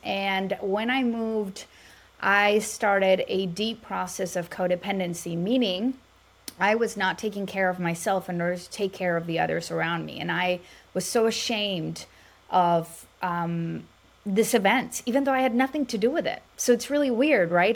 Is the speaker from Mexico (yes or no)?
yes; Mexico; now in Dallas, United States; I'm Latina from Mexico